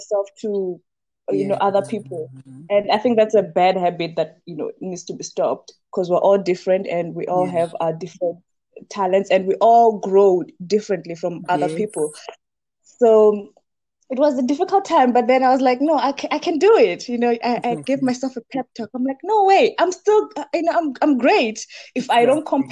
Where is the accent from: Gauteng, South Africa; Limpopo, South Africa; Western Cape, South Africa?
Limpopo, South Africa; Venda; moved away as an adult; also born or lived in Johannesburg; I grew up in Limpopo, Venda, and after I graduated high school, I moved to Johannesburg